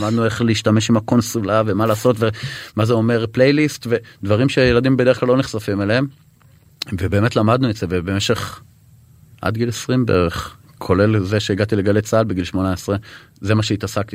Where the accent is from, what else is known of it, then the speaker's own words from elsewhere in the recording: Eshel HaNasi, Southern District, Israel; moved away; also born or lived in Tel Aviv / Sharon; באמת ילד עם ילדות מאושרת, בכ-, בכפר, באשל הנשיא בדרום.